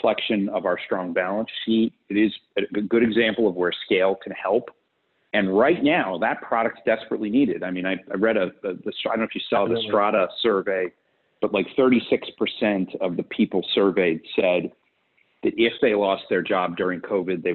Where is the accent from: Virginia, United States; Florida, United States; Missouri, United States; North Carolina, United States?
Florida, United States; South; also born or lived in Fort Lauderdale; I grew up in South Florida